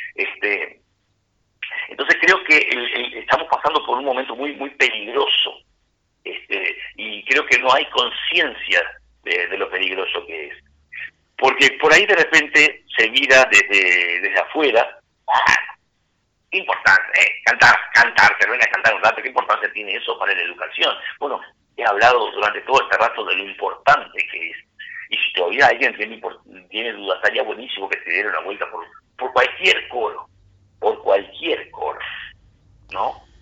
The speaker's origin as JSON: {"language": "Spanish", "town": "Castillos", "region": "Rocha", "country": "Uruguay", "said": "En Castillos, mi pueblo, donde yo trabajé muchísimos años"}